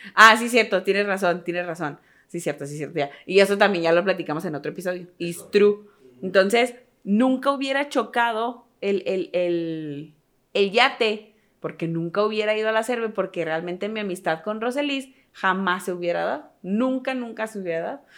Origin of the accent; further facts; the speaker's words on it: northern Mexico, Mexico; siendo tres hermanos norteños